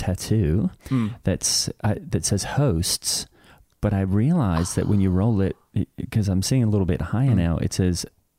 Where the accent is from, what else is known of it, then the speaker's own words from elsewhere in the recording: Australia; I have no idea what that means because I'm from Australia and we don't really have lawsuits there.